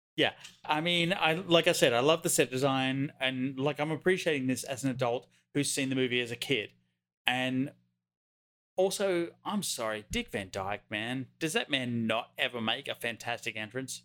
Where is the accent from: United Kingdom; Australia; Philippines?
Australia; Wingham, New South Wales; about ten miles outside my hometown of Wingham, New South Wales, Australia